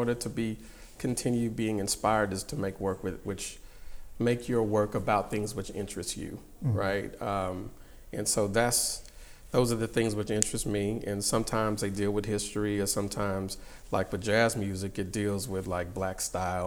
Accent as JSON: {"language": "English", "town": "Houston", "region": "Texas", "country": "United States", "tie": "born or raised there", "said": "I grew up in the South, and Houston, Texas, specifically"}